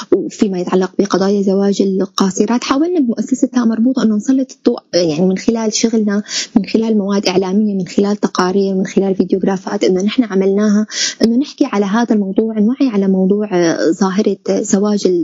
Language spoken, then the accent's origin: Arabic; Syria; نحن كسوريين